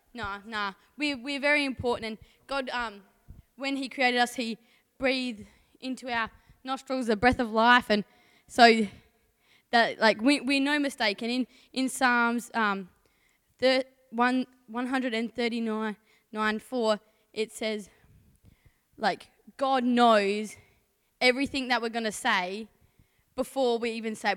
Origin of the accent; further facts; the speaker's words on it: Port Lincoln, South Australia, Australia; also born or lived in Mount Barker; from Port Lincoln. Born in Mount Barker.